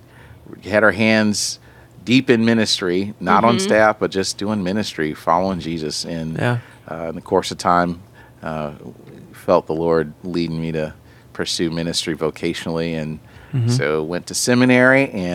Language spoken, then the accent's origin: English; East Coast, United States; moved away as an adult; now in Chicago, United States; So I've been a resident of Chicago for 20 years. I was a transplant from the East Coast.